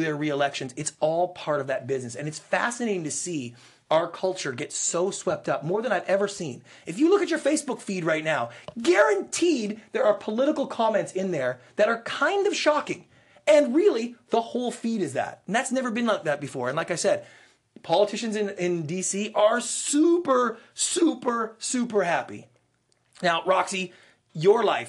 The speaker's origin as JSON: {"language": "English", "country": "Canada", "moved": "as an adult", "lives_now": "United States", "said": "I am Canadian, so I am not an American citizen. I'm an immigrant to this country. I came here 12 years ago."}